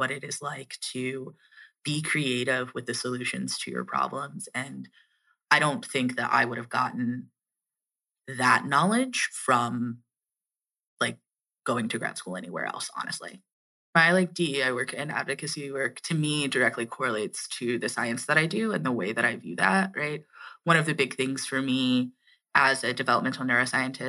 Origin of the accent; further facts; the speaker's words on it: Atlanta, Georgia, United States; moved away as an adult; also born or lived in Washington, D.C.; I'm like from Georgia and from Atlanta.